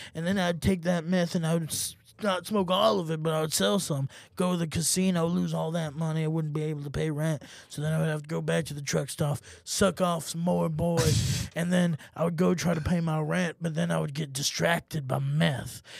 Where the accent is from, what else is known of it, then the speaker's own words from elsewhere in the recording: Germany; moved away; when I grew up in Germany, you do start drinking at a young age